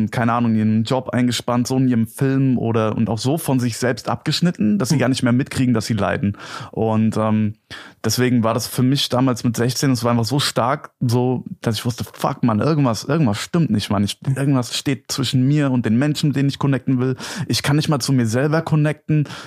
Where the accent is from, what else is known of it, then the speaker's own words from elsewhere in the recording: Gelnhausen, Hesse, Germany; Okay, also äh, ich komme aus Gelnhausen. Das ist eine Kleinstadt, so 40, 45 Minuten entfernt von Frankfurt am Main.